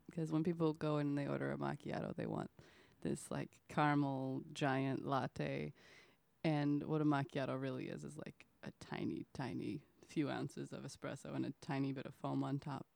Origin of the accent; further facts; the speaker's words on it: Oklahoma, United States; moved away; I lived in Oklahoma. I'm from Oklahoma.